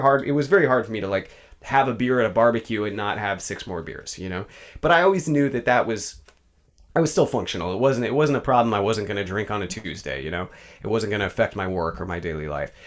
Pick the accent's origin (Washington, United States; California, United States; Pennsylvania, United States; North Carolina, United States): California, United States; Bay Area; also born or lived in East Bay / San Francisco; I grew up in the Bay Area